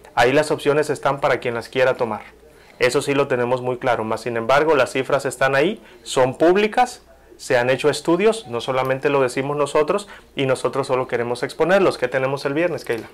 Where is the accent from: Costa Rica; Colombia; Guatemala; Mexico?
Mexico; soy orgullosamente mexicano